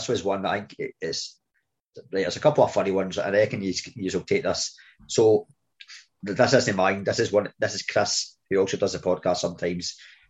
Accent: Scotland, United Kingdom; I think we're quite good as Scottish people anyway to do that.

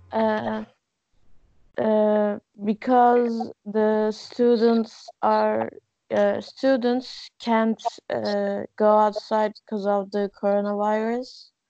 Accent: Afyon, Afyonkarahisar, Turkey; English is a second language; now in Istanbul, Turkey; I'm from Afyon, mm-hmm. and I live in Istanbul

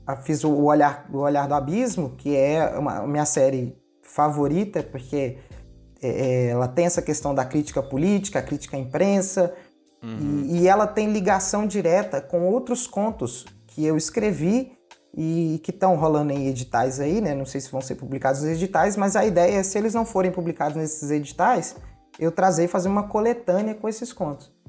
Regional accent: Ipatinga, Minas Gerais, Brazil; Eu sou mineirinho. Eu. Ah. Eu nasci em Patinga, eu moro perto de Patinga

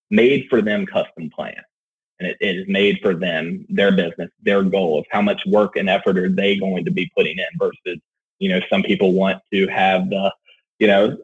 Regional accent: Roanoke, Virginia, United States; Roanoke, Virginia, my hometown

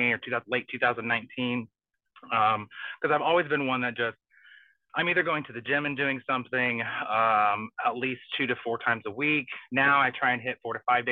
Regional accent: Southern Indiana, United States; I grew up in Southern Indiana.

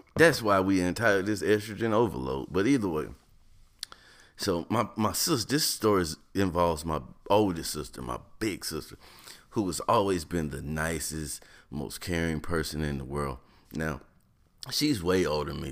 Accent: North Carolina, United States; moved away; also born or lived in Ohio; growing up in North Carolina, moving to Ohio

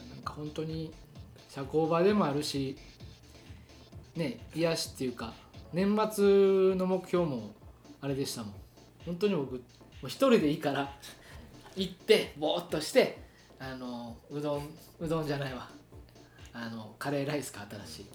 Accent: Kobe, Hyogo, Japan; 出身垂水だし、垂水っていうか舞妓だし

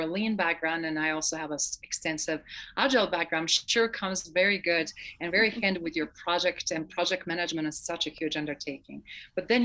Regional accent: Croatia; now in United States; as a Croatian, a fellow Croatian

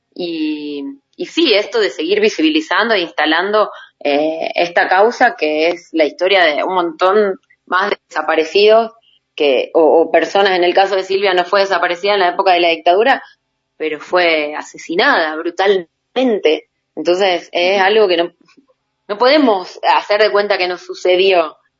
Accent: Rafaela, Santa Fe, Argentina; moved away; also born or lived in Jujuy; de la ciudad de Rafaela, de donde yo soy

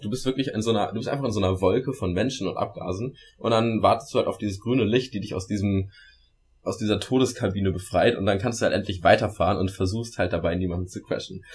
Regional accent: Germany; moved away; wir Deutsche

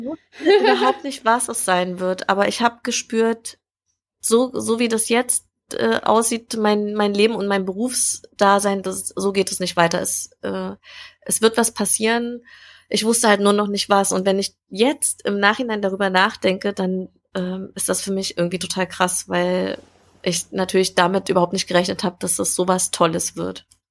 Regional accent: Jena, Thuringia, Germany; moved away as an adult; now in Berlin, Germany; ganz ursprünglich äh, bin ich in Jena geboren, also Thüringen Ach, ist so meine Heimat.

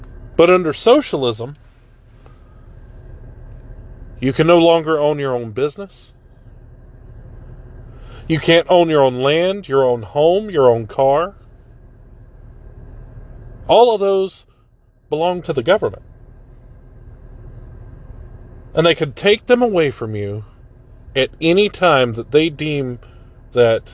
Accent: United States; here in America

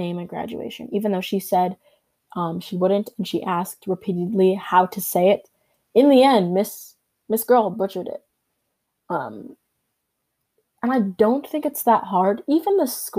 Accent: Canada; I was born in Canada.

